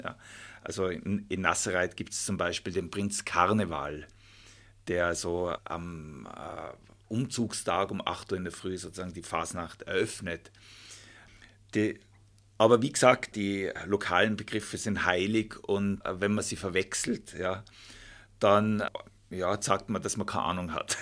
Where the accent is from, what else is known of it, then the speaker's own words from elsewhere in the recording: Volders, Tyrol, Austria; ich bin ja in Folders aufgewachsen